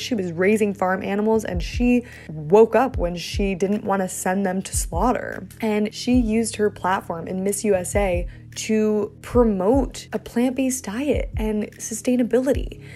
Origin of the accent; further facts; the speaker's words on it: New York City, New York, United States; I grew up in New York City